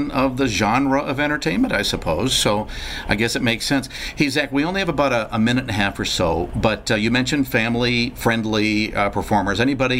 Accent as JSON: {"language": "English", "region": "Michigan", "country": "United States", "tie": "born or raised there", "said": "And I remember when I was a kid, my dad and my uncle, we'd go out in our little shanty in West Michigan."}